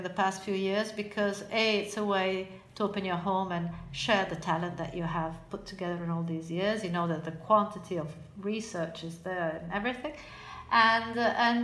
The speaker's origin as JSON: {"language": "English", "town": "Florence", "region": "Tuscany", "country": "Italy", "said": "I'm Italian, probably because I come from Florence"}